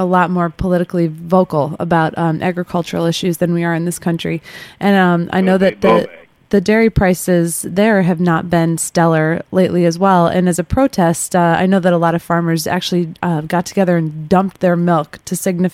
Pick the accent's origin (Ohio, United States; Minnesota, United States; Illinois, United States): Illinois, United States; Chicago; I'm from Chicago